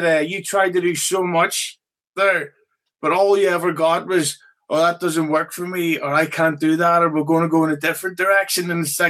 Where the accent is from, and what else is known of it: Belfast, Northern Ireland, United Kingdom